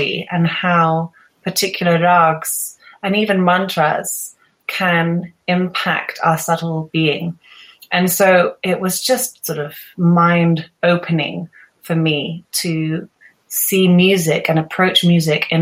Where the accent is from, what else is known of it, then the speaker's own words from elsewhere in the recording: Gloucestershire, South West England, United Kingdom; moved away as an adult; also born or lived in London / Himachal Pradesh, India; now in Switzerland; I was born in London, and then my family moved to my family moved to a county called Gloucestershire, and there I went to school with my sisters